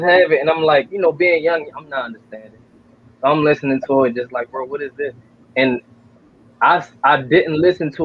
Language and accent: English; Baltimore, Maryland, United States; I'm from East Baltimore, Harper Road, and Acadale